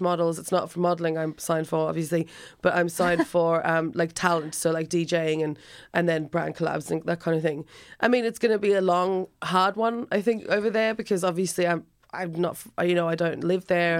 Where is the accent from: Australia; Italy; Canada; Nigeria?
Australia; Alice Springs, Northern Territory; now in Ireland; I'm from Australia, a town called Alice Springs originally.